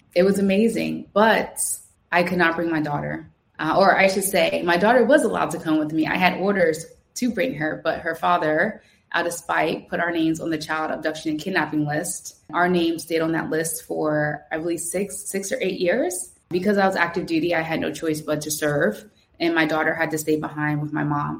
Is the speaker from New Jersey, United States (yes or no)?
yes; Trenton, New Jersey, United States; moved away as an adult; now in Lisbon, Portugal; I grew up in Tryon, uh, Stuyvesant Avenue